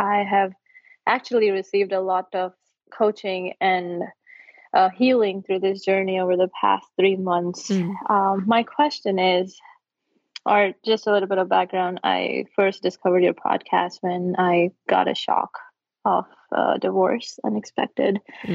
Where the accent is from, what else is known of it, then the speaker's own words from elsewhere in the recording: India; moved away as an adult; now in United States; And I grew up in India